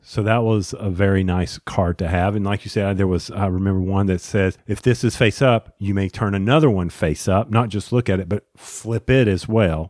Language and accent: English; Charlotte, North Carolina, United States; I grew up in Charlotte